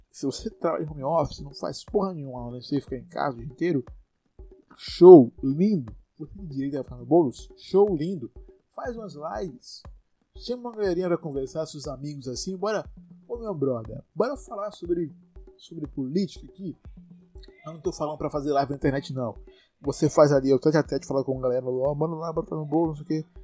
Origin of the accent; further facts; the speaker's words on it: Salvador, Bahia, Brazil; E é isso, você que é de São Paulo, eu não sou de São Paulo, né? Eu sou de Salvador.